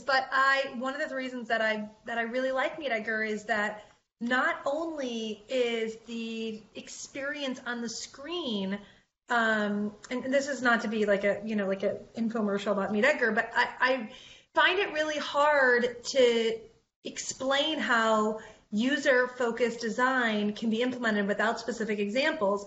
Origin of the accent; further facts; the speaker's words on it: Detroit, Michigan, United States; I'm from Detroit